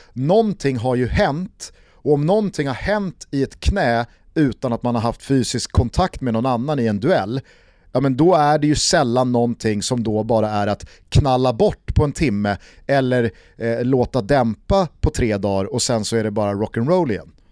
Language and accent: Swedish; Sweden; fotbollsliv som svensk